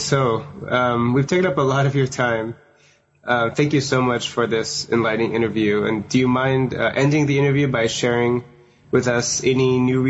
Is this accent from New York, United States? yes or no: no; Portland, Oregon, United States; born there; also born or lived in Seattle, United States; I was born in Portland, which is, I think, where the Keep Portland Weird thing, they also have that, you know, Keep Portland Weird. And I lived in Seattle for 6 years.